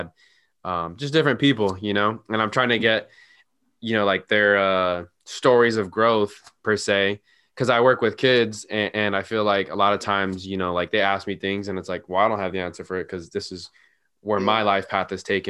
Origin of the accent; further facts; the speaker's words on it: Santa Ana, California, United States; also born or lived in Sacramento; I grew up in Santa Ana, and then right before high school, we moved into this like suburb of Santa Ana.